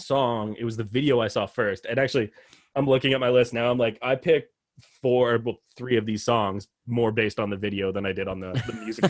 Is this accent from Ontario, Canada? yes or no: no; Edmonton, Alberta, Canada; they're Vancouver, we're Edmonton.